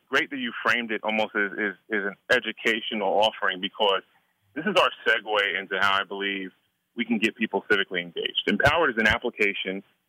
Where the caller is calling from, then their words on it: Atlanta, Georgia, United States; I'm getting ready to head downtown Atlanta